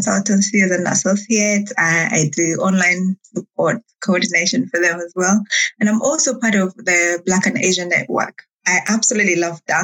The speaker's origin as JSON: {"language": "English", "country": "Uganda", "tie": "born or raised there", "also_born_or_lived": "Rwanda", "moved": "as an adult", "lives_now": "Manchester, United Kingdom", "said": "I am actually from Rwanda. I was born and raised in Uganda, so I usually call myself East African"}